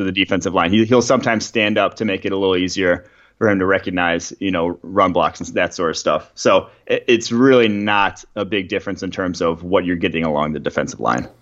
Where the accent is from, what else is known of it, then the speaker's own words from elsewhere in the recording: Champaign, Illinois, United States; moved away as an adult; also born or lived in Milwaukee, Wisconsin; now in Cincinnati, United States; I went to high school in Champaign, Illinois, right by the campus of U